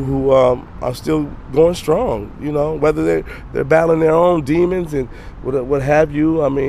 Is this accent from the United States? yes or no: yes; Grand Rapids, Michigan, United States; now in San Francisco, United States; I'm from originally from Michigan.